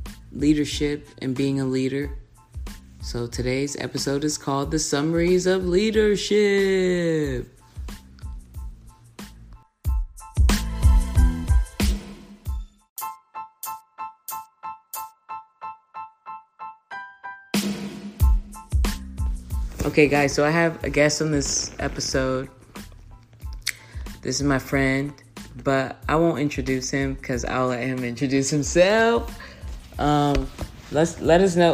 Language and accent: English; Texas, United States; I'm a Texan